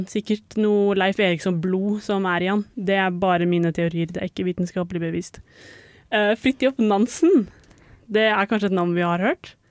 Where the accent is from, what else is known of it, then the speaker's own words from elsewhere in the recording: Larvik, Vestfold, Norway; Jeg er ganske nærme fra Rekkvik.